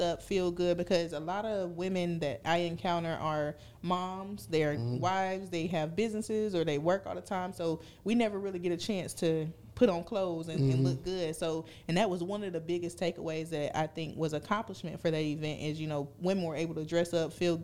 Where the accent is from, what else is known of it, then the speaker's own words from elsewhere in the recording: Fayetteville, United States; I'm from East Fayetteville